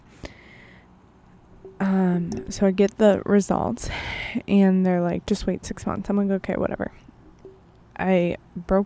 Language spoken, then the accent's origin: English; Buffalo, New York, United States; moved away; my hometown, Buffalo, New York